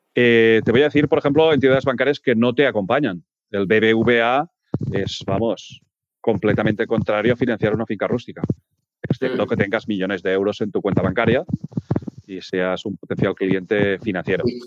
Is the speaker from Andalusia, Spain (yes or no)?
no; Peralada, Catalonia, Spain; mi pueblo, en Peralada